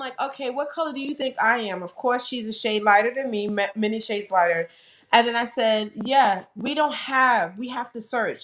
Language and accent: English; New York, United States; moved away as an adult; now in Delaware, United States; I'm from New York. You know, we would go to like Macy's, Nordstrom's or whatever